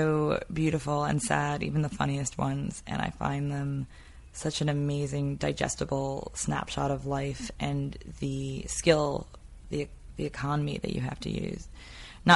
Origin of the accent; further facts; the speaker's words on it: White Plains, New York, United States; In White Plains. Okay. Just north of New York